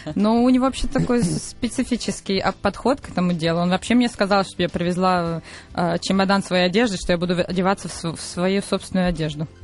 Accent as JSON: {"language": "Russian", "town": "Berdyansk", "region": "Zaporizhzhia Oblast", "country": "Ukraine", "tie": "born or raised there", "moved": "yes", "said": "Бердянск это город, где mm-hmm. я родилась на Украине"}